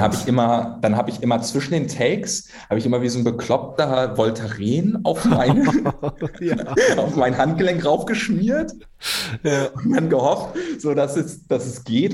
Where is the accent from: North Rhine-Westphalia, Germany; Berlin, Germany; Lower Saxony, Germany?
Berlin, Germany; moved away as an adult; also born or lived in Hamburg / Kassel; Ich bin gebürtiger Berliner